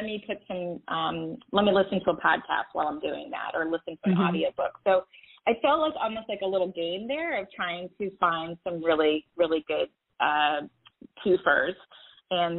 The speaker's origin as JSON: {"language": "English", "town": "Atlanta", "region": "Georgia", "country": "United States", "said": "I'm from Atlanta"}